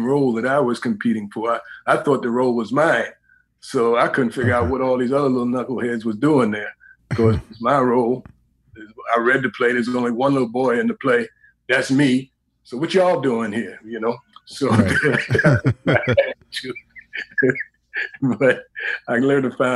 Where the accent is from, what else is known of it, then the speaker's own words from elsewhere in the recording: New York City, New York, United States; moved away as an adult; also born or lived in Harlem; now in California, United States; I was born in Harlem, but raised in Greenwich Village